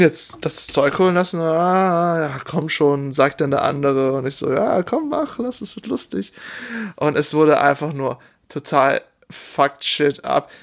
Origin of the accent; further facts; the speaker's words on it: Oberbergisches Land, North Rhine-Westphalia, Germany; ich komme aus dem Oberbergischen, das ist alles sehr bergig